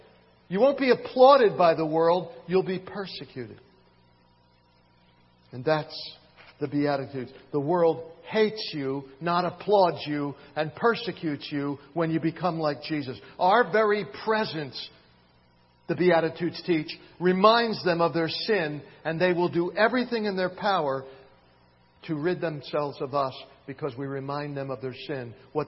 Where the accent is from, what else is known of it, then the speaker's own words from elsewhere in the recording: Philadelphia, Pennsylvania, United States; also born or lived in Miami, Florida; now in Sylva, United States; In fact, it was when I moved from Miami, Florida to Silva in 1976. I had grown up in Philadelphia and in Miami. There aren't many mountains.